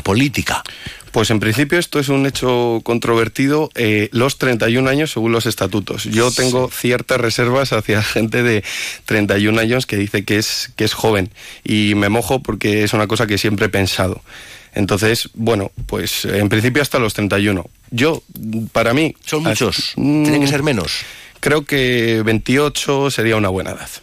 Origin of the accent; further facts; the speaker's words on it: Palencia, Castile and León, Spain; soy de Palencia Capital de toda la vida, mi familia también lo es